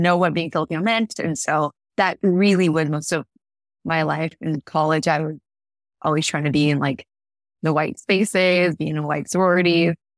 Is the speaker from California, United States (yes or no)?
yes; California, United States; grew up in California